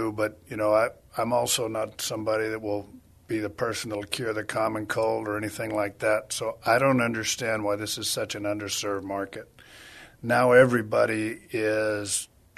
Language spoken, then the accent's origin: English; San Antonio, Texas, United States; also born or lived in Houston, Texas / Dallas, Texas; now in Austin, United States; I'm from San Antonio, Texas, went to Alamo Heights, and have pretty much been in Texas my whole life